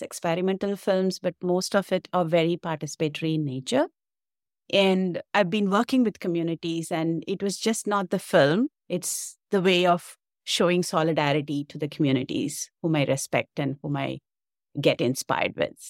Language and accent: English; India; moved away as an adult; now in Canada; I'm originally from India